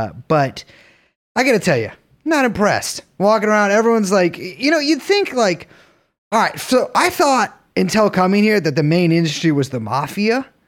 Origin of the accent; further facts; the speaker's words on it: New York City, New York, United States; Yeah, I'm from the Village.